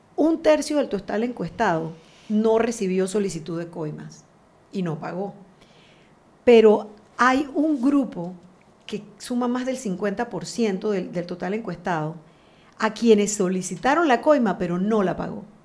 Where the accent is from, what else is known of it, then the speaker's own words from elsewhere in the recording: Panama; nos dicen el material humano que somos los panameños